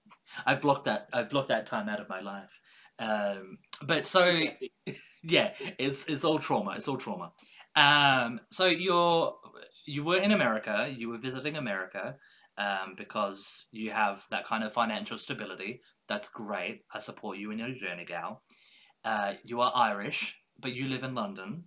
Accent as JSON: {"language": "English", "country": "Australia", "moved": "yes", "lives_now": "United Kingdom", "said": "as an Australian living in the UK"}